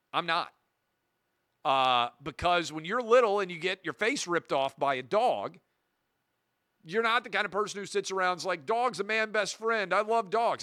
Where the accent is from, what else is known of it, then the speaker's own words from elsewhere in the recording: Nashville, Tennessee, United States; my hometown of Nashville, Tennessee